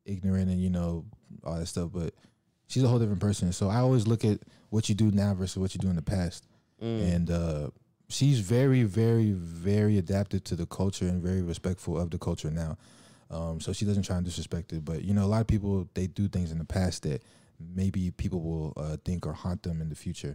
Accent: Nigeria; I was born in Nigeria.

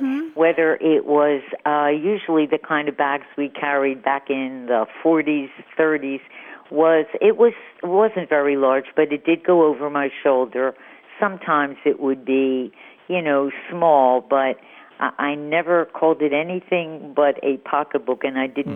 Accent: Philadelphia, Pennsylvania, United States; moved away as an adult; also born or lived in Miami, Florida; now in Santa Rosa Beach, United States; growing up in Philadelphia, wherever I went, whether it was school or a party or a trip, throughout the 30 years I lived there

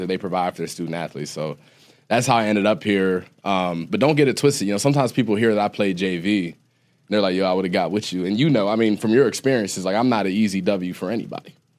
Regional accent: Ohio, United States; moved away as an adult; I was an Ohio kid. I'm from Ohio

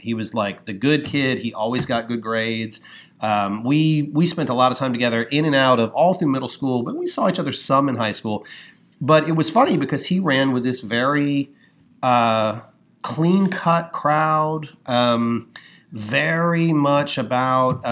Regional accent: New Orleans, Louisiana, United States; also born or lived in Baton Rouge; I grew up in New Orleans and Baton Rouge

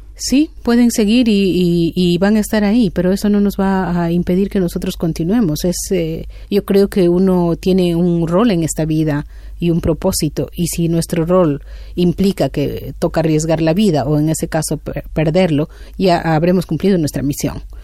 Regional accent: Sarayaku, Pastaza, Ecuador; mi pueblo Sarayacu se sitúa en el centro sur de la Amazonía de Ecuador

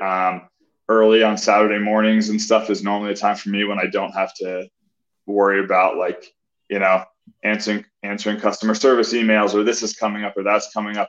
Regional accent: Colorado Springs, Colorado, United States; I grew up in Colorado Springs

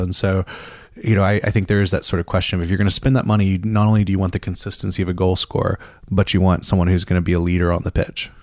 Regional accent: Mississippi, United States; moved away as an adult; also born or lived in England; growing up in Mississippi

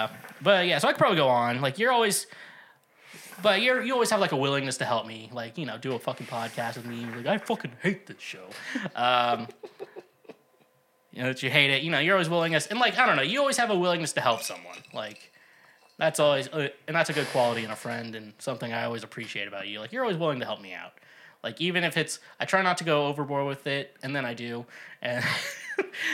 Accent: Midwest, United States; we're both from the Midwest

